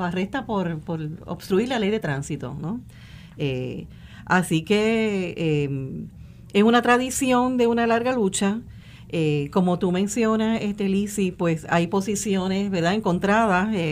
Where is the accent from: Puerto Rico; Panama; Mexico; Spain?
Puerto Rico; somos puertorriqueños contra puertorriqueños